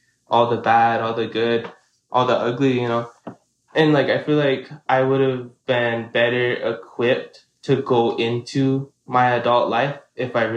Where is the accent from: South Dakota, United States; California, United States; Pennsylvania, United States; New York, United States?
South Dakota, United States; Kyle; I am from Kyle, South Dakota, which is on the Ogallala Sioux Reservation